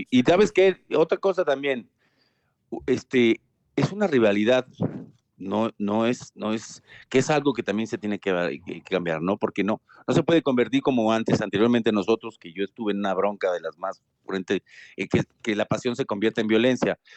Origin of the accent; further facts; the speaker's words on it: Argentina; Eh, como, como, como argentino se lo puedo decir, che, Hermosillo 27.